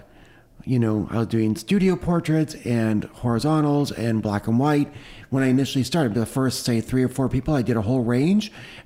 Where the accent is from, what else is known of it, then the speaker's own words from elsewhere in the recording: Toronto, Ontario, Canada; I grew up in Toronto in Canada, in the suburbs there.